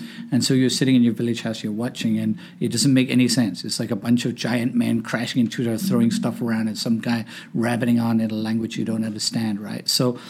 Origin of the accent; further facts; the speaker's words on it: Hong Kong; now in United States; So I grew up in Hong Kong. I was an expat brat. Came here in 1977. We lived in the Lee Garden Hotel.